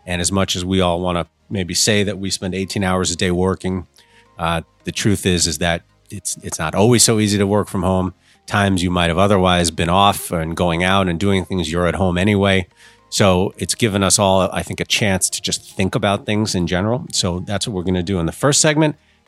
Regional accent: New York, United States; moved away as an adult; now in Hong Kong; I'm from New York. New York's my home.

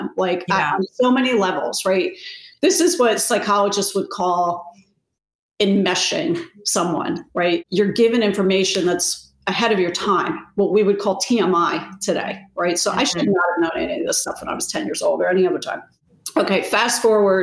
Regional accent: New Jersey, United States; when I was 10, I grew up in New Jersey. Our family's originally from Rhode Island.

